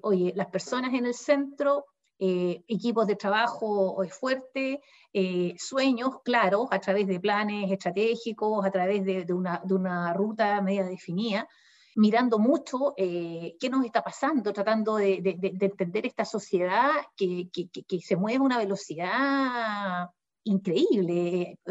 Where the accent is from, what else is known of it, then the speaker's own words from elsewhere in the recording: Concepción, Biobío, Chile; uno como penquista